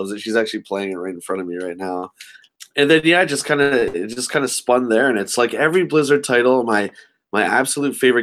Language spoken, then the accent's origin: English; Canada; I'm from Canada